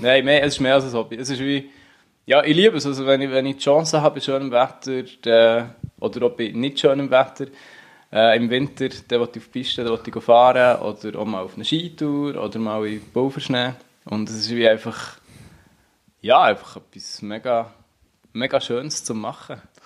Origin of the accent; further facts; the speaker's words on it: Unterseen, Bern, Switzerland; Ich bin Unterseen äh, im Berner Oberland aufgewachsen